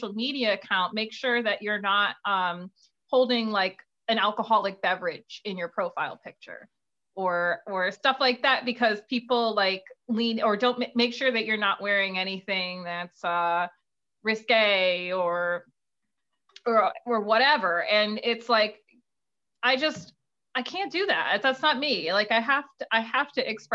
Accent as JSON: {"language": "English", "town": "New Haven", "region": "Connecticut", "country": "United States", "tie": "born or raised there", "said": "I was born in New Haven. I live in a suburb in New Haven County, but sure, I'm New Haven based"}